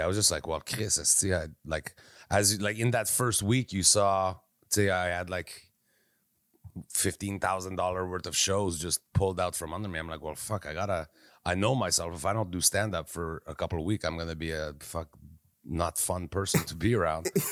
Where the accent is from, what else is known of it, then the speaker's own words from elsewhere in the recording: Quebec, Canada; I'm from Quebec